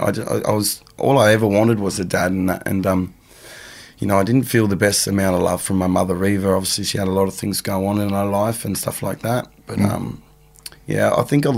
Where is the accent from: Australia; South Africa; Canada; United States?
Australia; also born or lived in England; I was born in England. My mum had it quite hard where she was, and eventually came over to Australia to run away from my biological father, who was mixed up in some serious things over there. So we came over here with my older brother, and I was really young, about five